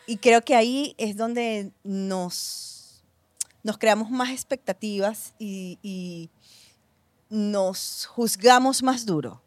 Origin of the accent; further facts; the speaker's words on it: Venezuela; yo que nací, que crecí en Venezuela